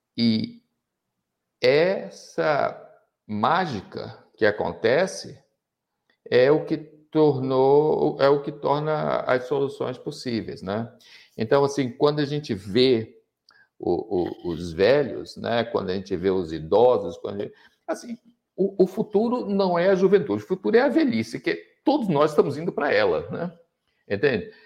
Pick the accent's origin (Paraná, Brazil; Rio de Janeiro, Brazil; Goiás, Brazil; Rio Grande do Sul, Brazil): Rio de Janeiro, Brazil; now in Joinville, Brazil; Eu moro em Joinville, eu sou carioca